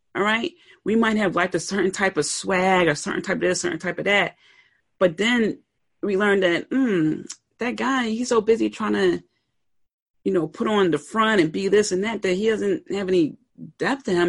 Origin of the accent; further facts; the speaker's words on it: Pennsylvania, United States; I grew up in Pennsylvania, the north